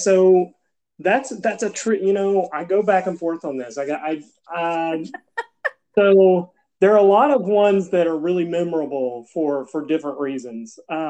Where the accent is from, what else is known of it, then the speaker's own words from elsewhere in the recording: Dothan, Alabama, United States; also born or lived in Jacksonville, Florida; I was born in Jacksonville, Florida, but I grew up in Dothan, Alabama. So I guess about age 2, we moved to Dothan, the Circle City, home of the National Peanut Festival.